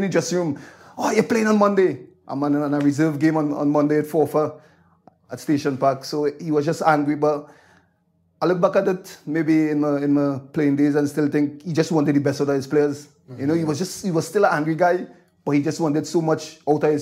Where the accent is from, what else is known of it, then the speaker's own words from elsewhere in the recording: Trinidad & Tobago; moved away as an adult; now in Scotland; growing up in Trinidad